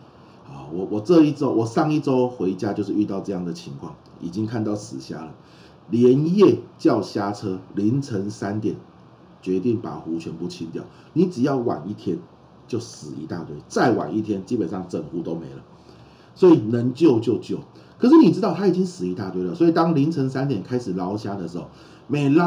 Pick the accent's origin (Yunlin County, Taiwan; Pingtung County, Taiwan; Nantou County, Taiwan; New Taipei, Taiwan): Pingtung County, Taiwan; 我就会回屏东住，我老家在屏东嘛。那我跟大家分享，就是我老家是养虾子的啊，养虾子。